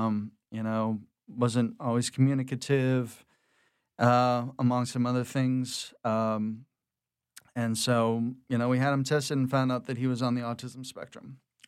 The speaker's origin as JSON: {"language": "English", "town": "Houma", "region": "Louisiana", "country": "United States", "tie": "born or raised there", "said": "I was born down in Houma, Louisiana, but have a lot of family from the city, going back a couple of generations. My mom's from Abbeville, so I've kind of got rural and city folk kind of coming together to kind of help raise me in the suburbs down in the bayous."}